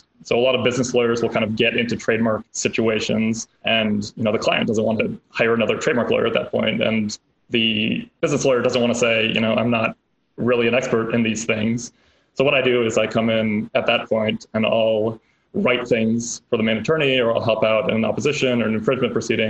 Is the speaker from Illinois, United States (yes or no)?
yes; Chicago, Illinois, United States; born there; now in California, United States; I was born in Chicago, went to undergrad back at the University of Chicago, then the South Side, lived in Chicago for a couple of years, worked on a political campaign, moved out to DC